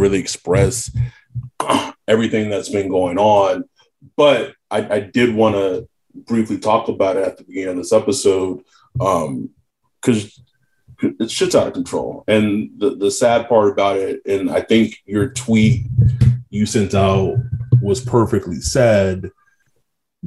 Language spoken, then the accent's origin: English; West Texas, United States; now in Orange County, United States; I'm from West Texas